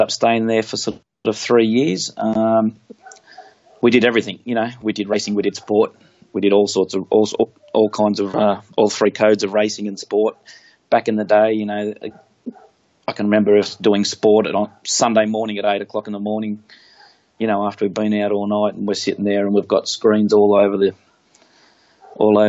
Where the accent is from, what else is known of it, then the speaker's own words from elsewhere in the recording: Central Coast, New South Wales, Australia; moved away as an adult; also born or lived in Darwin / Wollongong; I was from Central Coast, just an hour north of Sydney